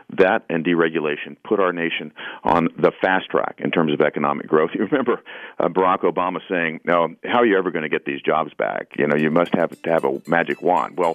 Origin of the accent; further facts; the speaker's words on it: Tennessee, United States; I talk talk to folks from my home state every day.